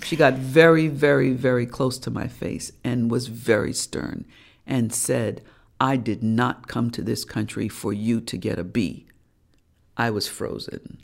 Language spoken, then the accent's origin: English; New York City, New York, United States; I was born and raised in Harlem